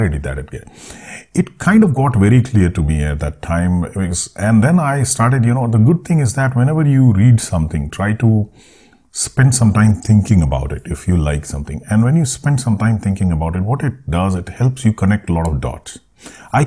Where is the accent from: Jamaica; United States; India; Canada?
India; born or raised there